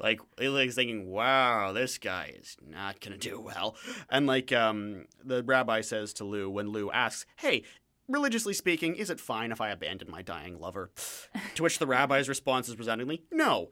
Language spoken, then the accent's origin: English; London, Ontario, Canada; now in Vancouver, Canada; I come from London, Ontario